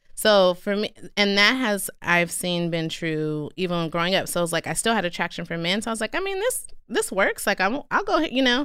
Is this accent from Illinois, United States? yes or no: no; Stockton, California, United States; also born or lived in Durham, North Carolina; I grew up in North Stockton